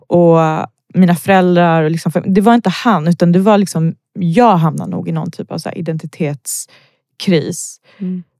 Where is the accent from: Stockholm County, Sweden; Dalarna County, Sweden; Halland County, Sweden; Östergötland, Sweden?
Stockholm County, Sweden; Botkyrka; jag är född och uppvuxen i Botkyrka